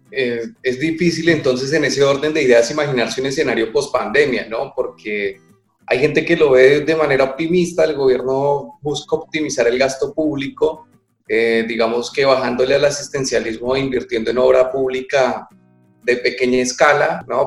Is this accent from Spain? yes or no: no; Colombia; now in Argentina